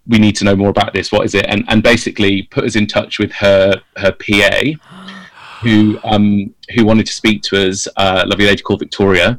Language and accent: English; United Kingdom